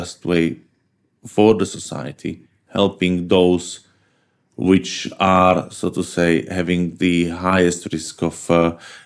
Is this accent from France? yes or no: no; Bratislava, Bratislava Region, Slovakia; I come from Bratislava, capital of Slovakia, just downstream on the Danube from Vienna